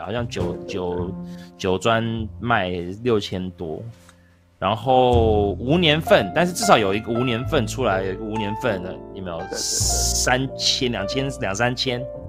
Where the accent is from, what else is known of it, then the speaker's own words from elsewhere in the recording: United States; now in Taiwan; 我在美国长大的